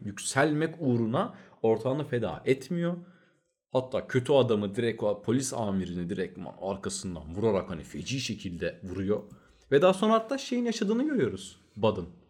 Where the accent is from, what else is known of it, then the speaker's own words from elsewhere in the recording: Turkey; Biz Türküz